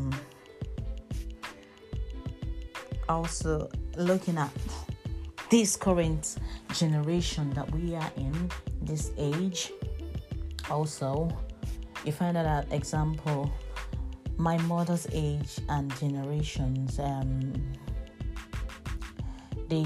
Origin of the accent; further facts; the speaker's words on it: Nigeria; now in United Kingdom; I remember being Nigerian, and then back in the days, and when I was in my country, there were very few white people in my country